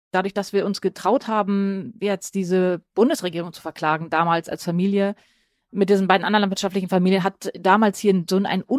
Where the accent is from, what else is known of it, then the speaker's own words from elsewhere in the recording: Dortmund, North Rhine-Westphalia, Germany; Einmal als Kind, ich komme aus dem Ruhrgebiet, aus Dortmund. Da kann ich mich erinnern, ähm, wir, ich komme aus sozusagen einem der östlichsten Vororte